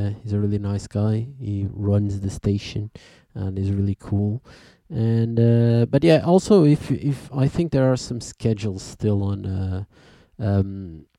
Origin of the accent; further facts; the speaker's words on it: Portugal; We are from Portugal